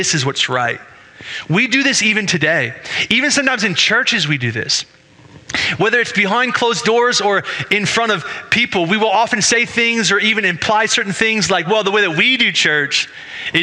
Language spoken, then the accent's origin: English; United States; I'm an American